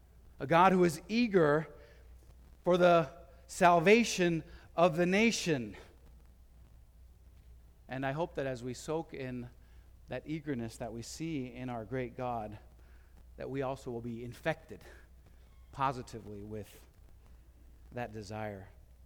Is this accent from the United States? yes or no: no; Madrid, Community of Madrid, Spain; I was born and raised in Madrid, Spain, and I had seen what it means to be a missionary.